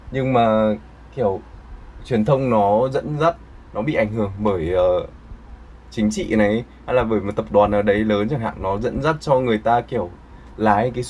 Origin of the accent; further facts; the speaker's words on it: Vietnam; tôi người Việt ạ